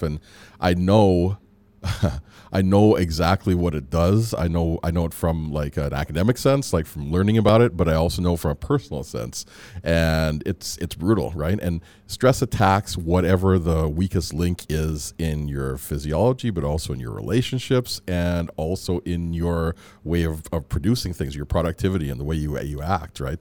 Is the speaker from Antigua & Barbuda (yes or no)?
no; Edmonton, Alberta, Canada; also born or lived in Antigua / Calgary / Michigan / Chicago; I came here when I was about three or four, and so I grew up in Edmonton